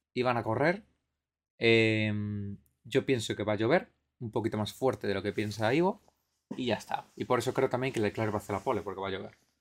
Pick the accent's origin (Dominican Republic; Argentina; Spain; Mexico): Spain; nosotros que somos españoles